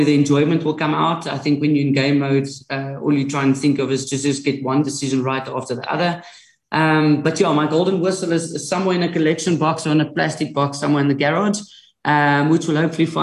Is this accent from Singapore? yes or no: no; Sasolburg, Free State, South Africa; I'm from Sasselburg